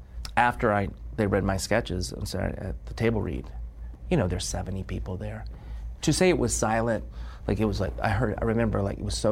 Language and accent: English; United States; being an American